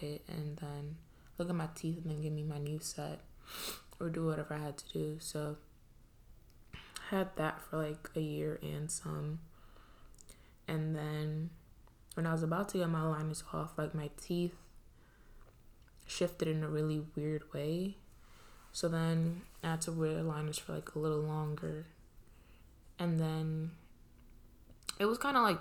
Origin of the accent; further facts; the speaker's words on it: New York City, New York, United States; moved away as an adult; also born or lived in Trinidad / Pennsylvania; I grew up in Brooklyn. Like, I was born in Trinidad, but I spent most of my life in Brooklyn. I went to elementary school there, middle school, high school